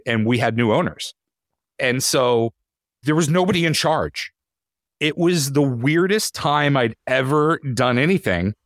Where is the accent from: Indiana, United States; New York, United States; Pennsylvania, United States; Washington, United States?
Pennsylvania, United States; Titusville; moved away as an adult; also born or lived in Syracuse; I grew up in Titusville, Pennsylvania